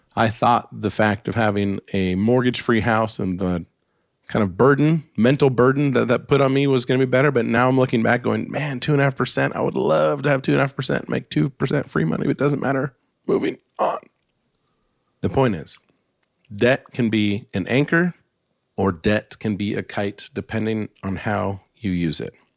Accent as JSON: {"language": "English", "region": "Alaska", "country": "United States", "tie": "born or raised there", "said": "I grew up in Alaska in the snow"}